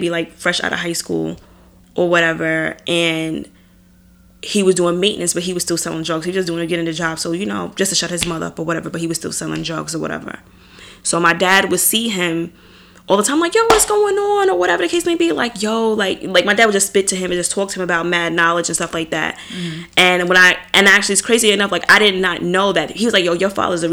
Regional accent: Long Island, New York, United States; I'm from Long Island

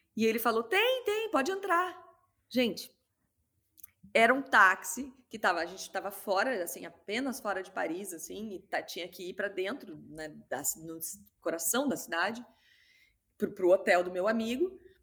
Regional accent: Rio Grande do Sul, Brazil; moved away; also born or lived in Rio de Janeiro; eu sou gaúcha

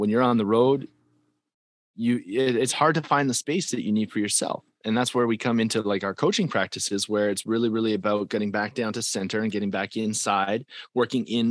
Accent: Calgary, Alberta, Canada; I'm from Calgary, Alberta, that's the farm team to Nashville

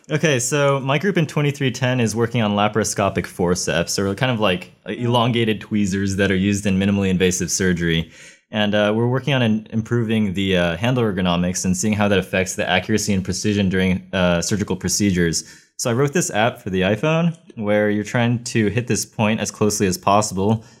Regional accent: Ohio, United States; moved away as an adult; I come from Ohio, where it's not nearly as hot

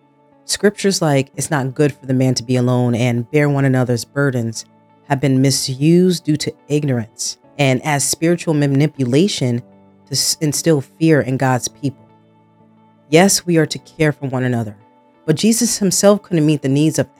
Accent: New Jersey, United States; So yes, born and raised in Jersey. I grew up in a suburban area, so not poor, but not rich either. I moved around a lot in my childhood, some different cities within Jersey and some states 2-3 hours from Jersey.

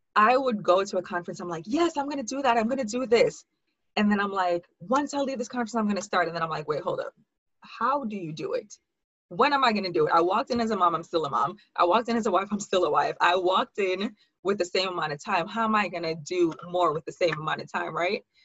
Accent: Jamaica; moved away as an adult; also born or lived in Hartford, Connecticut / New York; I was actually born in Hartford, Connecticut, but I lived in Jamaica for 16 years. Grew up there, went to high school there, and then moved back to New York for college

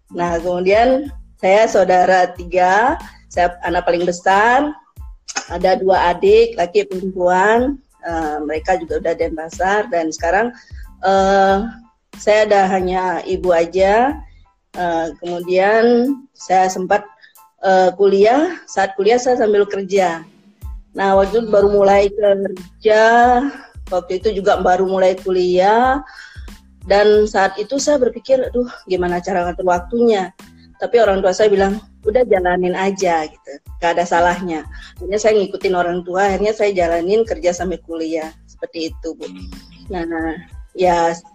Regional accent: Singaraja, Bali, Indonesia; Kemudian saya lahir di Sinaraja itu kota yang betul-betul memang panas katanya. Kemudian pendidikan saya SD, SMP, SMA di Singaraja

